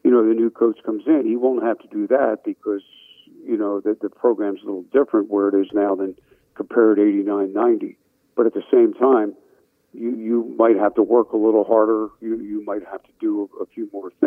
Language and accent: English; New Jersey, United States; moved away as an adult; also born or lived in Maryland; I was from New Jersey. You know, I grew up, you know, Palestra, watching the Sixers play